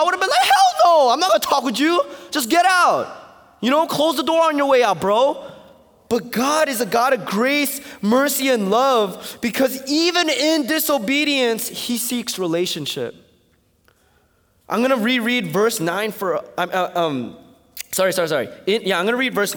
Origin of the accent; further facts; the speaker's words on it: East Coast, United States; I'm from the East Coast